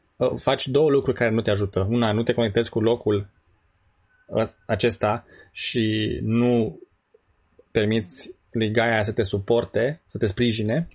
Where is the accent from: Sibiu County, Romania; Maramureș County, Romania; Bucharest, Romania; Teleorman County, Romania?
Sibiu County, Romania; Săliște; moved away as an adult; now in United States; noi venim din România, care este uh, din Săliște